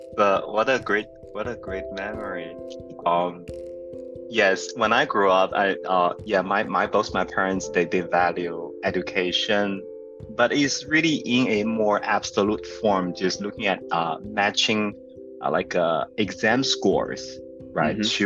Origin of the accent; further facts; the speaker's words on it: central China, China; moved away; I grew up in a you know maybe we use this term like a tier right? It will be a tier four city. Uh, in somewhere in central China, it's called Zhaoyang